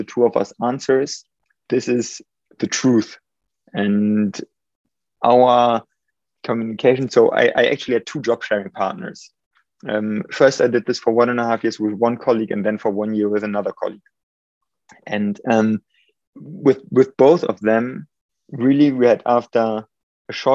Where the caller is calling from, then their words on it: Munich, Bavaria, Germany; also born or lived in United Kingdom; I'm calling in from Munich, Germany